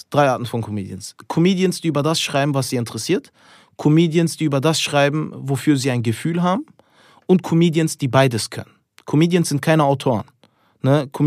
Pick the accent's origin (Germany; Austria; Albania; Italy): Albania; Ich bin Albaner